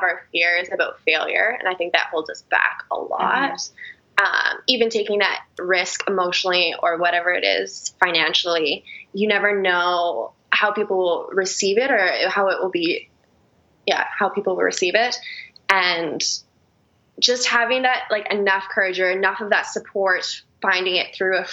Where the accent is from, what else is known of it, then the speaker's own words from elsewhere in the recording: Penticton, British Columbia, Canada; moved away as an adult; now in London, Canada; I'm from BC. I'm from Penticton, so like a small little wine country